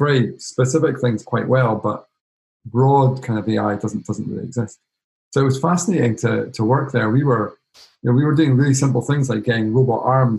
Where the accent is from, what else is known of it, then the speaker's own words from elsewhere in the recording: Edinburgh, Scotland, United Kingdom; I grew up in Edinburgh.